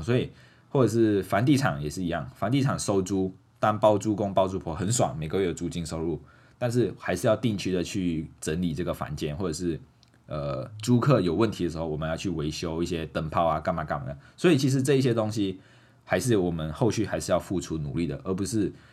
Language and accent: Chinese; Malaysia; moved away as an adult; also born or lived in Pingtung, Taiwan; now in Taiwan; 我是马来西亚华人